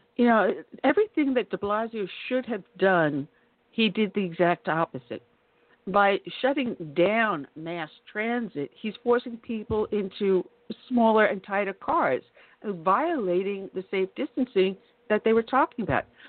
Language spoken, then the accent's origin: English; Long Island, New York, United States; moved away; I grew up on Long Island